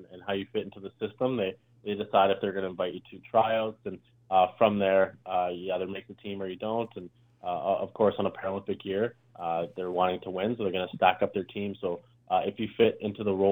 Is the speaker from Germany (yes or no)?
no; Calgary, Alberta, Canada; I'm from Calgary, so it's a pretty old city.